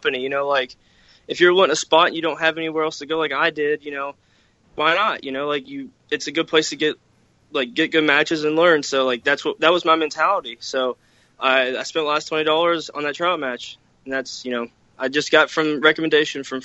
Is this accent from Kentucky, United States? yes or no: yes; Louisville, Kentucky, United States; I grew up growing up in Louisville, all I knew was WWE and OVW